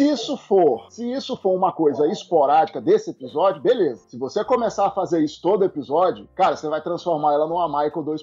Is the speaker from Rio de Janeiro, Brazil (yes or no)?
yes; Rio de Janeiro, Brazil; a gente é, é, carioca é do Rio de Janeiro, mas já tem gente do Brasil inteiro, né?